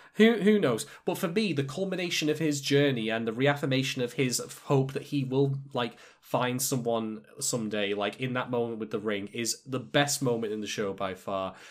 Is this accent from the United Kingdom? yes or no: yes; United Kingdom; I'm British